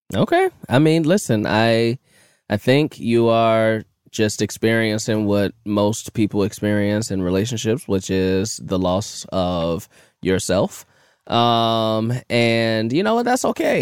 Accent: Chicago, Illinois, United States; I'm from Chicago

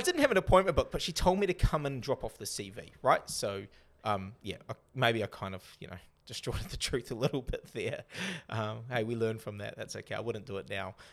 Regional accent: New Zealand; also born or lived in North Sydney, Australia; I'm back to being the Kiwi I am now.

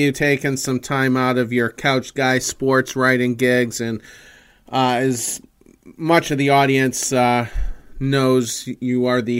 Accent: Windham, Maine, United States; I'm from Wyndham. I graduated from Wyndham in 2001

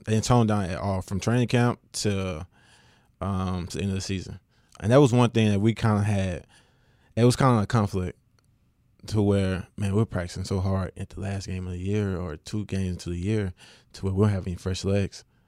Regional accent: West Monroe, Louisiana, United States; I am from West Monroe

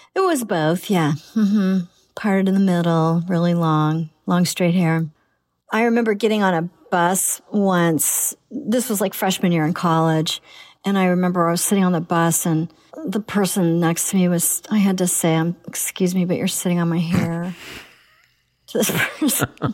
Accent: Oklahoma, United States; My daughter, we came all this way from Oklahoma

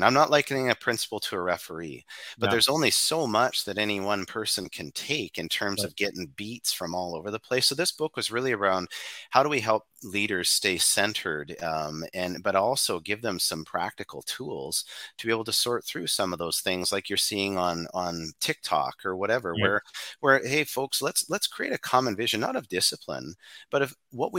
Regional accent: Canada; and we're from Canada, so we'll use a hockey analogy.

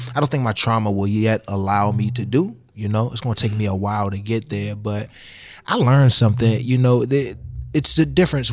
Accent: Washington, District of Columbia, United States; I grew up in the projects of D C

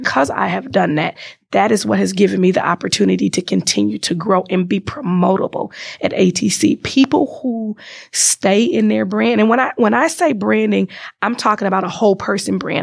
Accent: Chicago, Illinois, United States; moved away as an adult; now in Wisconsin, United States; born and raised in Chicago

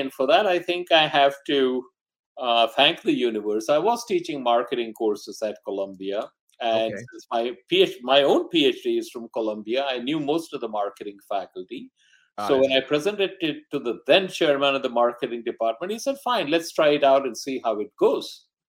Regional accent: Mumbai, Maharashtra, India; born there; also born or lived in Delhi / Calcutta / Rangoon / Ahmedabad; I was born in Bombay, now Mumbai. And I had my early education all over North India because my father was in the government service.

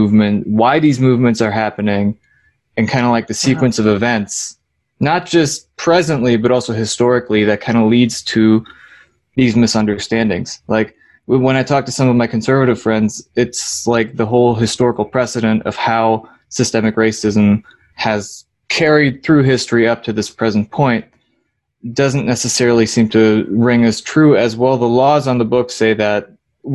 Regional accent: Ocala, Florida, United States; I grew up in Ocala, which is a city, but culturally I would say it's more of a rural community

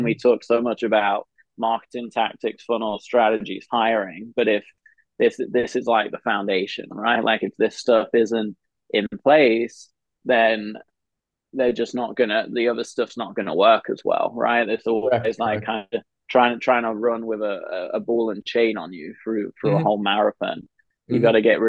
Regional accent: England, United Kingdom; moved away as an adult; now in United States; growing up in England

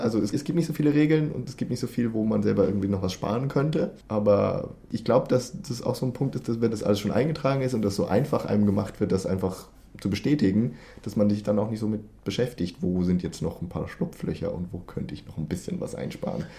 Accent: Germany; now in Sweden; als Deutsche

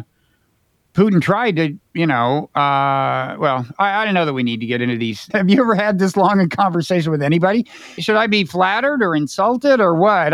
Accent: United States; I'm American.

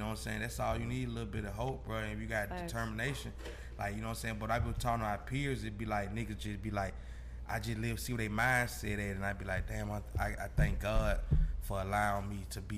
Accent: Decatur, Georgia, United States; we come from Glenwood Road

